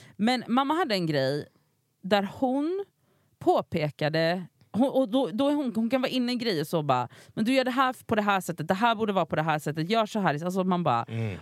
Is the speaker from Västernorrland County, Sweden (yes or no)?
no; Gothenburg, Västra Götaland, Sweden; moved away; jag var hemma i Göteborg